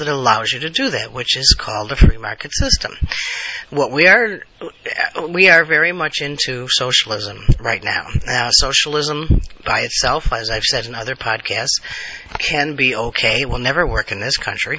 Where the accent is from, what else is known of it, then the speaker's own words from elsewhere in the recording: United States; I am an American, true blue, national American. I believe in my country.